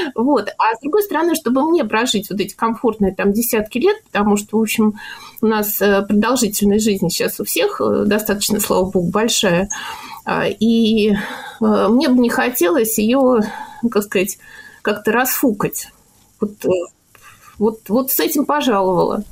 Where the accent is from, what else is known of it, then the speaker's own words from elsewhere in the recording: Moscow, Russia; Мне 54 года, я москвичка.